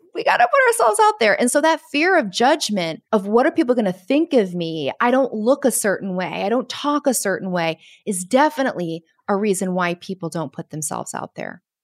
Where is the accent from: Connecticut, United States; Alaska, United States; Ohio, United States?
Connecticut, United States; now in Caribbean; I'm from Connecticut